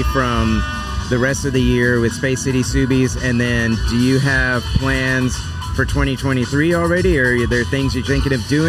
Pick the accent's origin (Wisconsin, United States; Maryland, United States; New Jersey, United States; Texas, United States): Texas, United States; Houston; in my hometown here in Houston